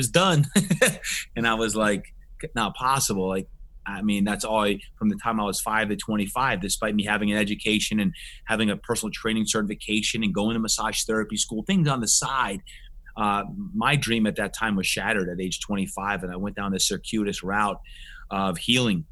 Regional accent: New Jersey, United States; moved away; when I was growing up in New Jersey, back on the East Coast

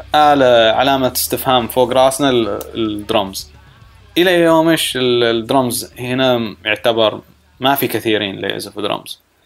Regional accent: Saudi Arabia; moved away; also born or lived in United States; ما كنت اشوفها في السعوديه

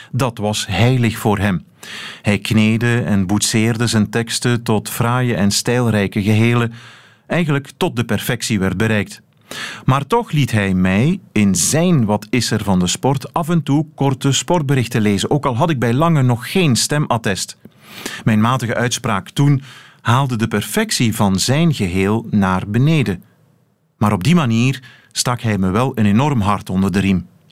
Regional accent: Tongeren, Flanders, Belgium; Ik ben geboren en getogen in Tongeren, waar men de eindklanken niet of amper uitspreekt

